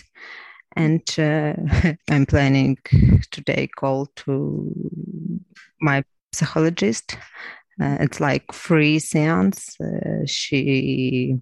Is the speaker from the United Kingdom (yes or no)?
no; Crimea, Ukraine; English is a second language; moved away as an adult; also born or lived in Lviv / Kyiv; now in Ivano-Frankivsk, Ukraine; I'm from Crimea. My home occupied 8 years. I left home to another city, to Lviv, and after Lviv to Kyiv.